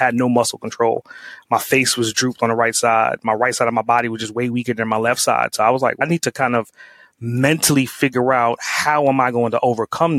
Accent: New York City, New York, United States; growing up in Brooklyn

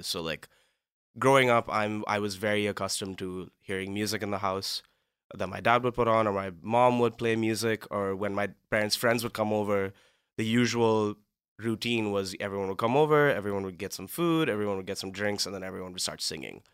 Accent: Mumbai, Maharashtra, India; moved away as an adult; also born or lived in Cleveland, Ohio, United States; now in Los Angeles, United States; I'm from Mumbai in India

